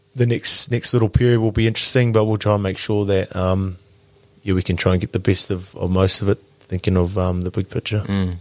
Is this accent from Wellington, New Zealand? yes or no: yes; Porirua, Wellington, New Zealand; moved away as an adult; now in Christchurch, New Zealand; I'm from from Wellington, mm. so I'm, my whānau's still there. We're both Porirua kids